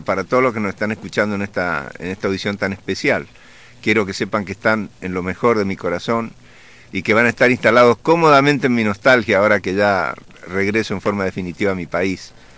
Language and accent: Spanish; Argentina; accent: Argentine; moved away as an adult; also born or lived in Colombia; hablo como argentino